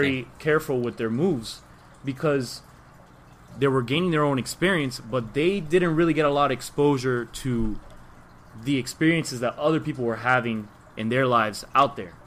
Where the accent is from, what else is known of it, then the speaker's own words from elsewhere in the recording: Miami, Florida, United States; born and raised Miami, obviously. Way I speak, you probably know